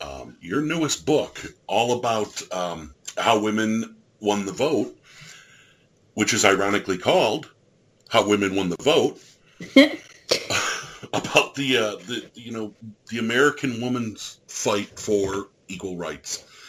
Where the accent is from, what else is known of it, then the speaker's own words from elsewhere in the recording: Ireland; I'm an Irish fat guy.